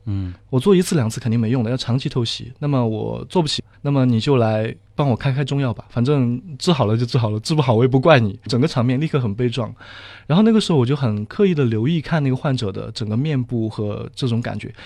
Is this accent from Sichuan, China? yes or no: yes; Sichuan, China; moved away as an adult; now in Shanghai, China; 我是四川人